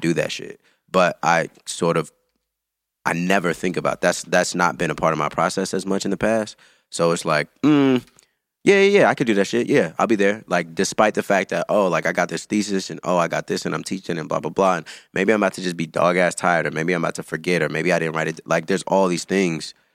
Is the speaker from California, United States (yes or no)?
yes; Antioch, California, United States; moved away as an adult; also born or lived in Chicago; I'm from the Bay Area.